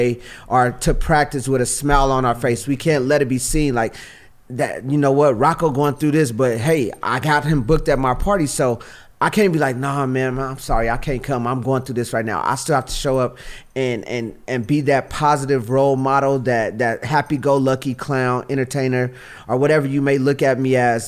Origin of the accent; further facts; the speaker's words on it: Los Angeles, California, United States; also born or lived in Hawthorne / Inglewood; I'm from Watts, California